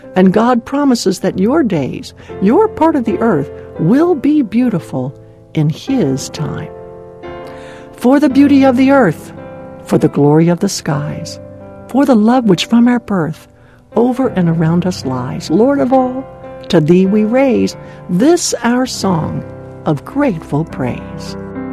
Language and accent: English; Maryland, United States; now in Southern California, United States; the cold, wet winters back in my home state of Maryland